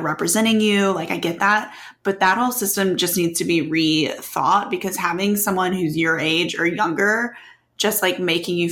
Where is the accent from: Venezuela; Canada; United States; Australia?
United States; Oxford, Mississippi; growing up in Oxford